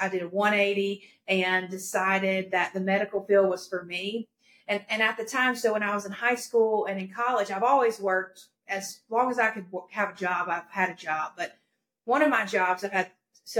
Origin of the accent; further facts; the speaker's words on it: Greer, South Carolina, United States; also born or lived in Florida; I'm from Greer, South Carolina, born and raised here